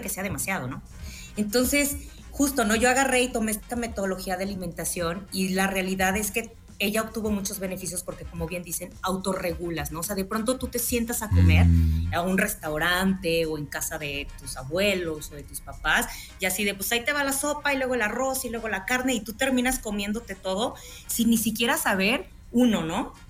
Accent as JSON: {"language": "Spanish", "country": "Mexico", "said": "¿cómo somos el mexicano, no? El ingenio mexicano"}